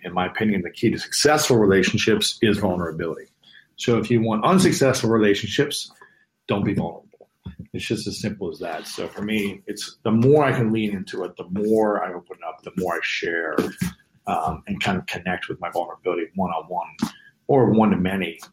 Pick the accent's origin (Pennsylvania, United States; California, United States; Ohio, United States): Ohio, United States; Columbus; moved away; my hometown in, in Columbus